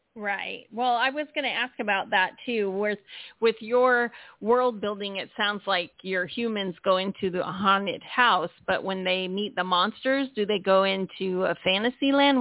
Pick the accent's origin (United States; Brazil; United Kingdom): United States; San Diego, California; now in Florida, United States; I'm from San Diego, but now currently trapped in Florida